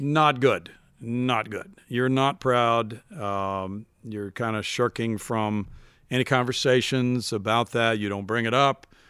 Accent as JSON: {"language": "English", "region": "Missouri", "country": "United States", "tie": "born or raised there", "said": "I would listen to radio every night to the Cardinals growing up in Missouri"}